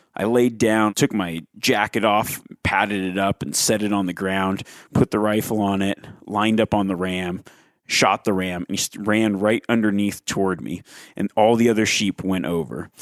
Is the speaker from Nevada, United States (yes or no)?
yes; Nevada, United States; the state of Nevada, my home state